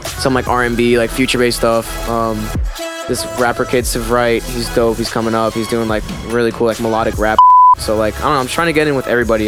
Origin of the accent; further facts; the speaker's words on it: Pennsylvania, United States; I'm from Pennsylvania